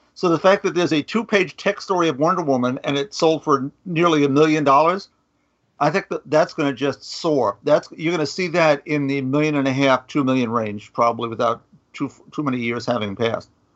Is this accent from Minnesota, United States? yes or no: no; New York, United States; I'm a New Yorker